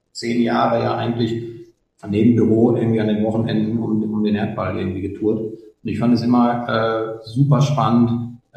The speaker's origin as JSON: {"language": "German", "region": "North Rhine-Westphalia", "country": "Germany", "said": "eine Strecke bei uns im Ruhrpott äh, auf der Autobahn"}